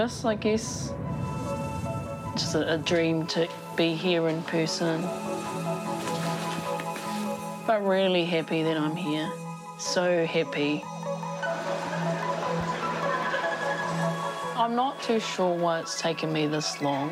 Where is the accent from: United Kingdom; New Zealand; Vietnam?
New Zealand; Napier, Hawke's Bay; I grew up in Napier